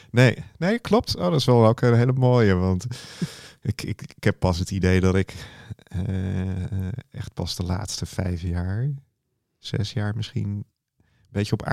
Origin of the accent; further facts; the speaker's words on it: Woerden, Utrecht, Netherlands; born there; Nee, nee, nee. Ik ben in Woerden geboren.